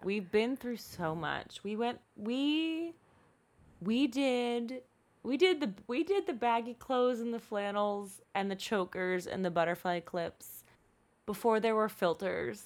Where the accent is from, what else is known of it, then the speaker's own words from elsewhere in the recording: Eastern Shore, Maryland, United States; now in California, United States; there's a middle part on that peninsula on the Eastern Shore that's, like, bleh. That's where I grew up.